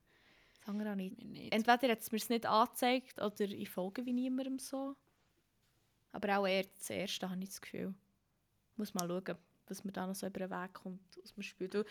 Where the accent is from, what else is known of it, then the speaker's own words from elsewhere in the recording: Emmental, Bern, Switzerland; accent: Emmentaler Berndeutsch; ich die Einzige bin aus dem Emmental